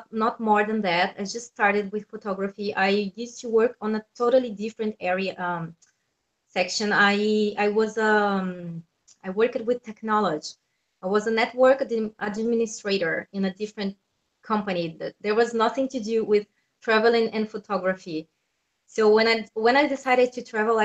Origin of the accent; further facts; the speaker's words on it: Brazil; moved away as an adult; I'm from Brazil.